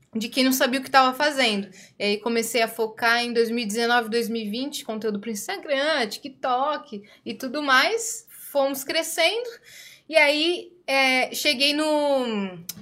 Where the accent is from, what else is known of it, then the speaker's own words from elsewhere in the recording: Brazil; Eu nasci no Brasil, mas meu pai é árabe